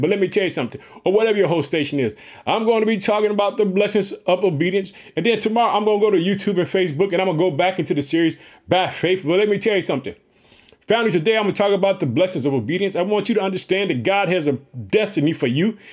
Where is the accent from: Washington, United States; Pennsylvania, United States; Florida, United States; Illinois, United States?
Illinois, United States; also born or lived in Chicago; Illinois, which is my home state. I reside in the city of Chicago, the Jet.